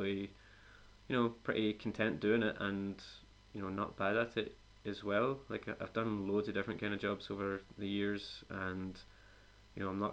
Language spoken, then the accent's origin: English; a little town outside Glasgow, Scotland, United Kingdom; moved away as an adult; now in Spain; I'm from a little town outside Glasgow